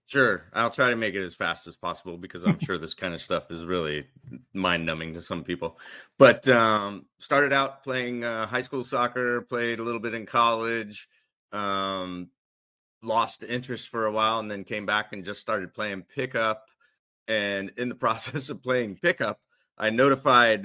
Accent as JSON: {"language": "English", "region": "the South", "country": "United States", "tie": "born or raised there", "lives_now": "Florida, United States", "said": "I grew up in the South"}